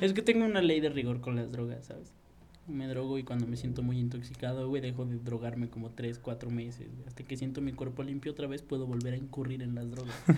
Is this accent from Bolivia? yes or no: no; Mexico; yo soy mexicano